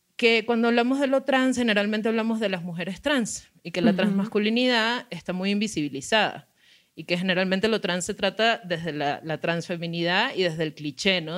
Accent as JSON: {"language": "Spanish", "country": "Venezuela", "moved": "yes", "said": "soy migrante, soy venezolana"}